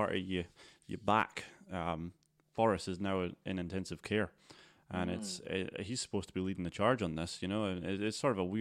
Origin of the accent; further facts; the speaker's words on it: Scotland, United Kingdom; we're from Scotland